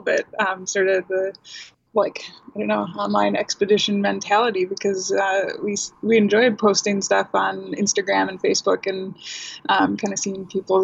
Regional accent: Saint Paul, Minnesota, United States; I grew up in St. Paul.

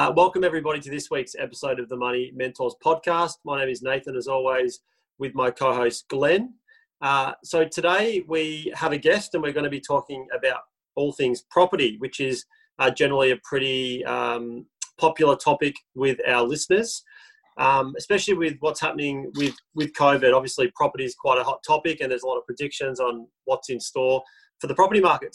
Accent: Melbourne, Victoria, Australia; we are from Melbourne

